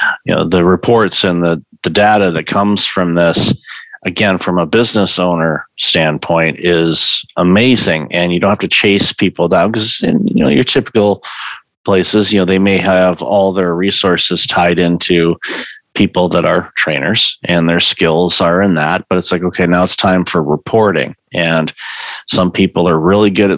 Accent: Detroit, Michigan, United States; I grew up in Detroit.

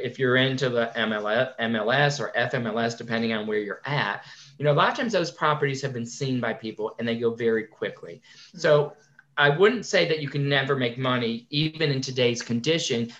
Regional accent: Connecticut, United States; I grew up in Connecticut

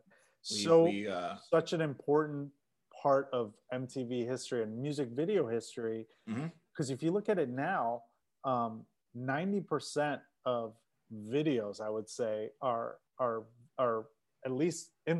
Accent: Hinsdale, Illinois, United States; I grew up in Oak Brook, Hinsdale.

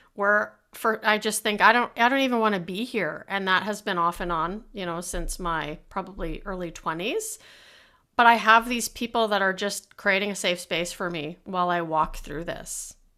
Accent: Canada; being Canadian

